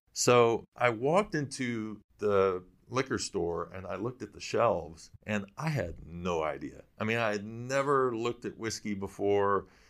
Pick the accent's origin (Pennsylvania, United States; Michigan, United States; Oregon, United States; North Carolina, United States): Michigan, United States; I'm from Michigan